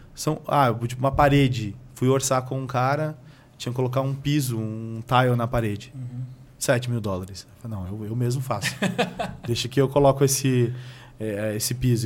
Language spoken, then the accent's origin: Portuguese; São Paulo, Brazil; moved away as an adult; also born or lived in Pernambuco; now in United States; sou do interior de, de Pernambuco e cresci na periferia de São Paulo